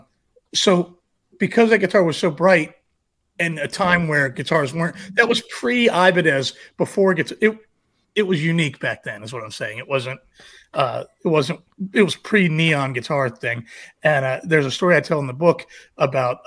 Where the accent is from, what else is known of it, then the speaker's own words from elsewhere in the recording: Manassas, Virginia, United States; I live in Manassas, Virginia, and my roots are here